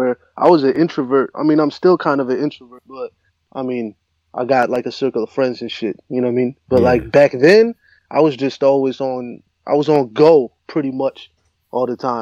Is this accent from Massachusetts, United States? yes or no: no; New Jersey, United States